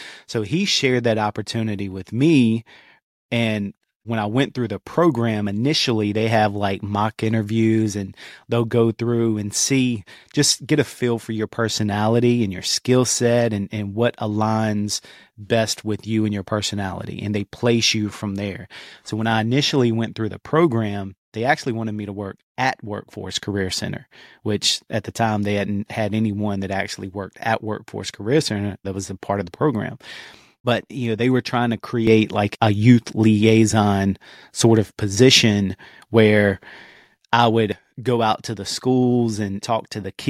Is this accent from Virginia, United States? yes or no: yes; Martinsville, Virginia, United States; Martinsville, Virginia, actually. Small town, probably never heard of it.